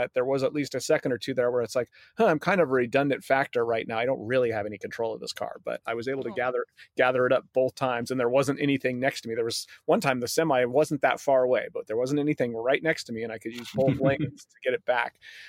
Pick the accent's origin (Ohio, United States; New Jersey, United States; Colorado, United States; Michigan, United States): Colorado, United States; Golden; I grew up in Golden.